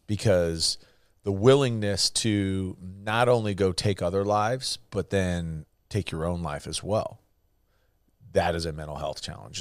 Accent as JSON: {"language": "English", "region": "California", "country": "United States", "tie": "born or raised there", "moved": "yes", "lives_now": "Texas, United States", "said": "growing up in California that's, you know, very anti-gun, and then moving to Texas"}